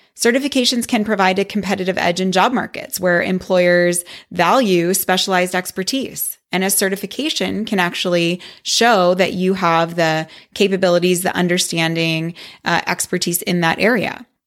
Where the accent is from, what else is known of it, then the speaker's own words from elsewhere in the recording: Wisconsin, United States; I grew up in Wisconsin, where tanning was a big thing